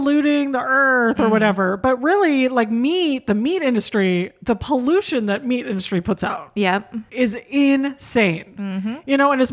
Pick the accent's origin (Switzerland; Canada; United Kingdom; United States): United States; California; I'm just from California. Like, it's all I know